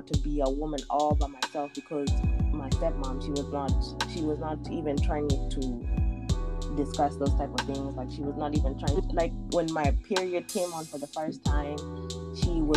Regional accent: United States; I grew up here in America for like the last 18 years

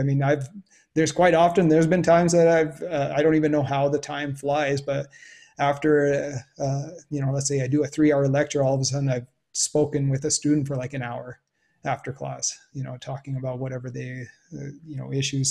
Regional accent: Canada; growing up in Canada

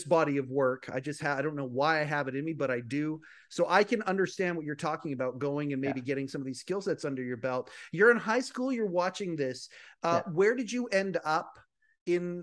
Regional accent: Western Canada, Canada; I'm Western Canada

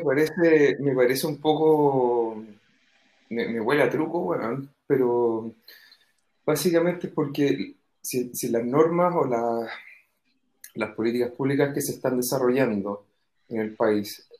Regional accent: Chile; also born or lived in England; now in Spain

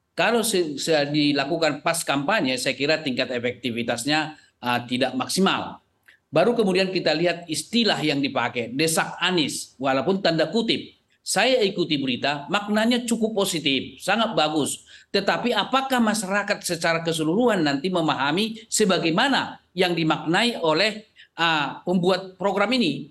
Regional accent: Aceh, Indonesia; moved away; di kampung halaman saya, kelahiran saya di pinggiran di Aceh sana

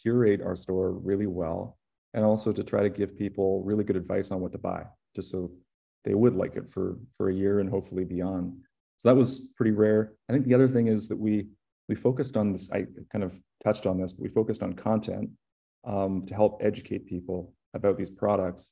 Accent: Canada; I grew up in Canada

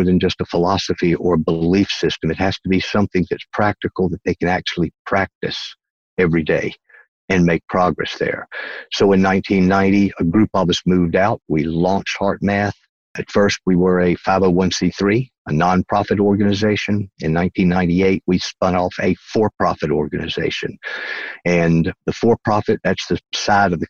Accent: North Carolina, United States; accent: Southern; moved away as an adult; Originally, I'm from North Carolina. That's the East Coast, what we call the South here in the United States. And that's where this accent comes from

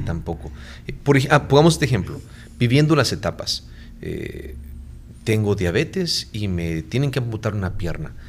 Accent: Guatemala; moved away as an adult; now in San Salvador, El Salvador; soy guatemalteco.

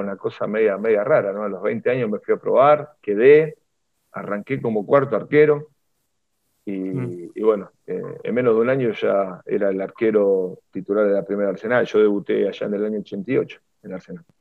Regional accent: Avellaneda, Buenos Aires Province, Argentina; me crié en Avellaneda

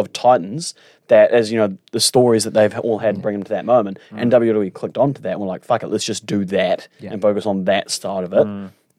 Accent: Auckland, New Zealand; So yeah, I grew up in Auckland.

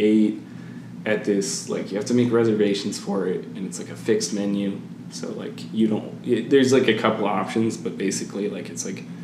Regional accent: Halifax, Nova Scotia, Canada; now in Arizona, United States; I was born in Halifax, Nova Scotia

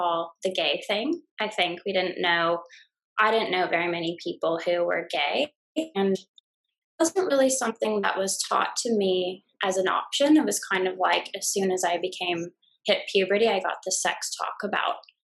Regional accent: United States; moved away as an adult; now in Brisbane, Australia; I'm an American gal living in Brisbane.

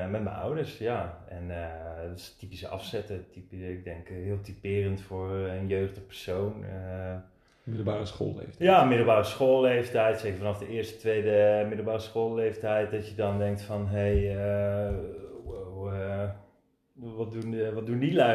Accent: Wateringen, South Holland, Netherlands; opgegroeid in Wateringen. ik heb totdat ik uit huis ging, heel mijn leven in het ouderlijk huis gewoond. Aan de Penbalk 1 te Wateringen in de Molenwijk. In Westland.

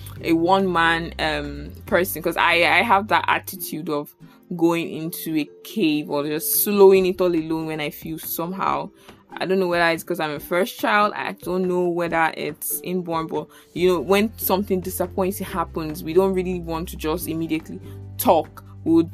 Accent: Abuja, Federal Capital Territory, Nigeria; moved away as an adult; now in Lagos, Nigeria; from primary school in Abuja to like university

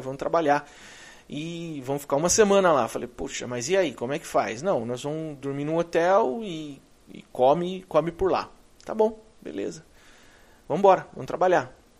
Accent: Brazil; moved away as an adult; now in United States; Eu vim de lá. Eu vim do Brasil.

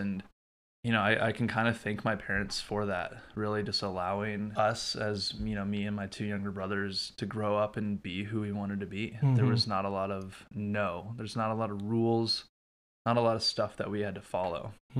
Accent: Prior Lake, Minnesota, United States; So I'm originally from Minnesota. I was born in Burnsville, grew up in Prior Lake.

